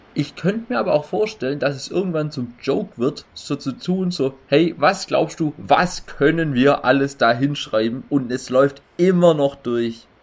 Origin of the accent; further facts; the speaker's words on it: Baden-Württemberg, Germany; bei uns in Baden-Württemberg